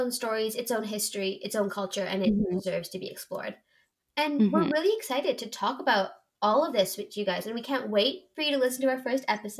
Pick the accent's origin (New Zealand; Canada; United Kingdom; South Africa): Canada; also born or lived in Japan; I lived in Japan for a year. I grew up in Canada my entire life